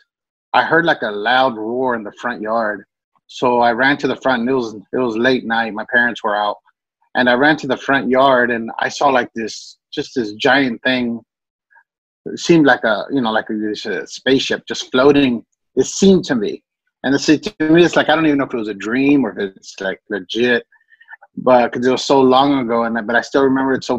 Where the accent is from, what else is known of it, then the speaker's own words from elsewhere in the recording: Dallas, Texas, United States; also born or lived in Irving, Texas; I grew up in the barrio in Dallas called Oak Cliff. Born and raised there. Well, actually, I was born in Irving, but I moved to Oak Cliff when I was a year old